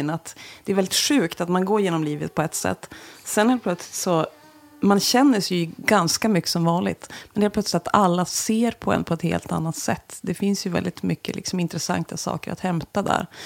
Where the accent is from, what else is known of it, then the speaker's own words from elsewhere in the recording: Jämtland, Sweden; now in Västerbotten, Sweden; Jag kommer ju från Jämtland, där har det alltid varit mycket att det är Norrland. Men nu när jag bor i Västerbotten